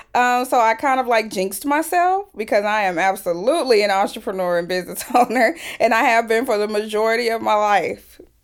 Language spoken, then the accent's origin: English; Fort Worth, Texas, United States; I came back to my hometown of Fort Worth, Texas, That's where I'm from.